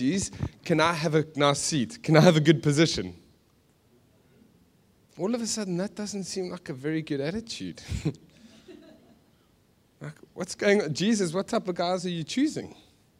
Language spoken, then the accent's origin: English; Johannesburg, Gauteng, South Africa; moved away; We're from Joburg. We're from a dodgy place.